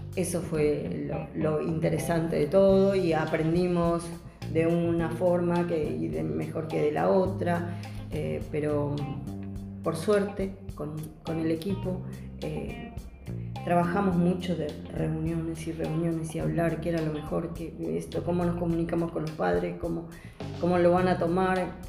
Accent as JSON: {"language": "Spanish", "region": "Buenos Aires", "country": "Argentina", "said": "soy del barrio de Caballito"}